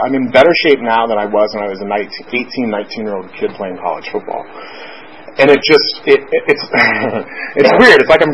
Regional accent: South Florida, United States; I grew up in South Florida

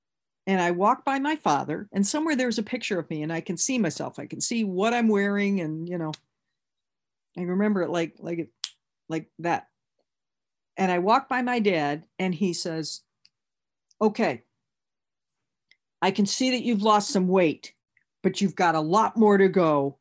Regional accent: Michigan, United States; Again, remember, I came from Michigan

